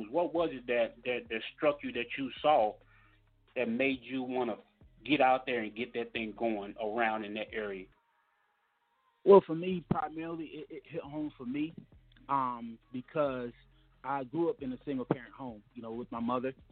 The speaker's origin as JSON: {"language": "English", "region": "Mississippi", "country": "United States", "tie": "born or raised there", "said": "I grew up down in Mississippi, man."}